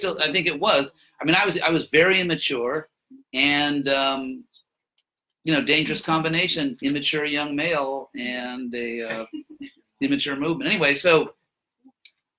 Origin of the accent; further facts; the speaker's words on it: Los Angeles, California, United States; I was born in Los Angeles